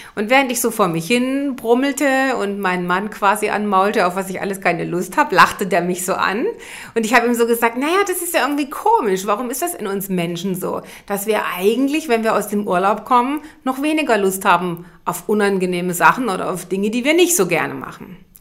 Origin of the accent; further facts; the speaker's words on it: Germany; als Deutsche